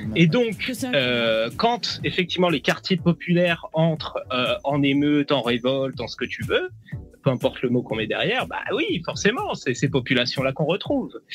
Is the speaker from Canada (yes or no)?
no; France; ma culture elle est 100% française